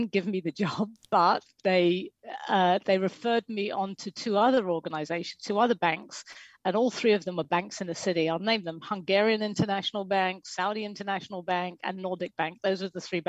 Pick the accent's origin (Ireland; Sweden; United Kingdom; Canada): United Kingdom; England; moved away as an adult; also born or lived in New York; I'm English